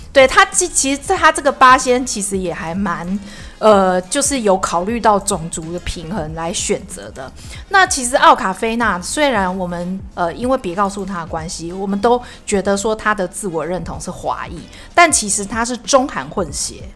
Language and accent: Chinese; Taiwan; 我们是台湾人